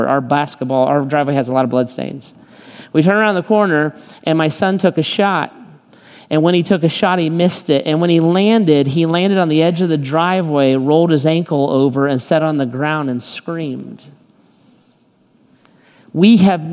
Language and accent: English; United States; I am kind of as American as it gets